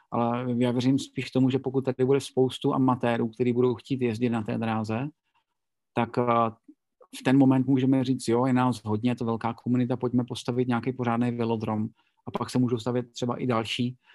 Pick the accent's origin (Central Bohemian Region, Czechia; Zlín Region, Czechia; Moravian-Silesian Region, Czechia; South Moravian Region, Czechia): South Moravian Region, Czechia; Brno; jsem Brňák a v Brně máme velodrom, takový ten starý, tu čtyřstovku dlouhou betonovou